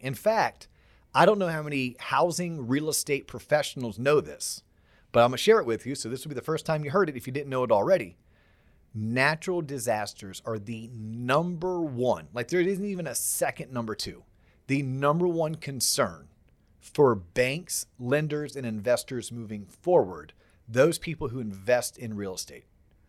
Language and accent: English; Florida, United States; growing up in Florida. So from 1978 all the way through about 1999, I don't ever recall